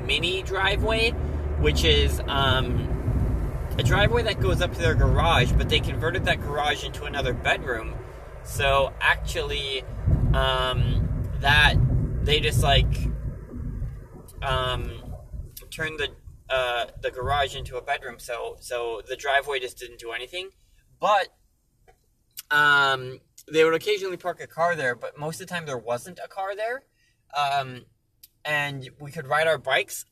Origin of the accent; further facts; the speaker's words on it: Inver Grove Heights, Minnesota, United States; growing up in Inver Grove Heights, Minnesota. Born and raised all my years there in Minnesota